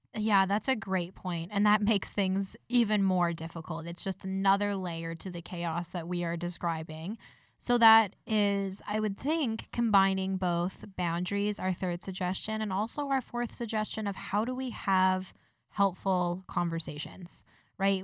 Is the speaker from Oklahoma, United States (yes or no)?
no; Denver, Colorado, United States; now in Canada; I'm originally from Denver, Colorado